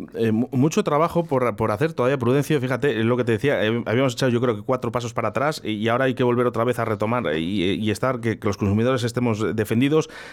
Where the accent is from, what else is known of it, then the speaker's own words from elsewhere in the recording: Spain; somos muchos españoles